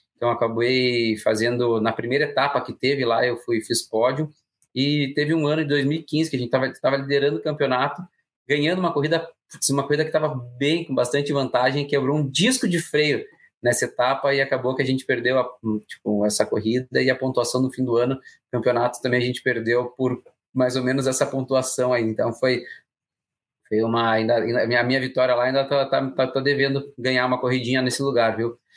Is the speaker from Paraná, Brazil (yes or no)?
yes; Paraná, Brazil; eu, como paranaense